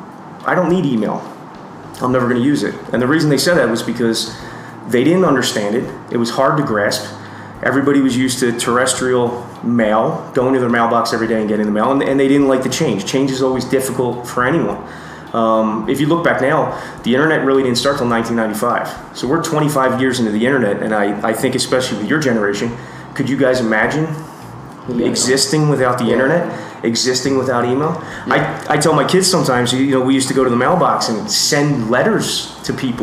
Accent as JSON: {"language": "English", "country": "United States", "moved": "yes", "lives_now": "Costa Rica", "said": "I'm originally from the United States"}